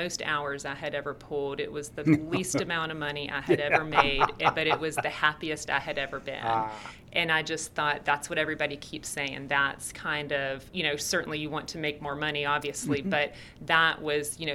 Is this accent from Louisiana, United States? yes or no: no; Aiken, South Carolina, United States; moved away as an adult; now in Fort Wayne, United States; I'm originally from South Carolina, born and raised. So I'm originally from Aiken.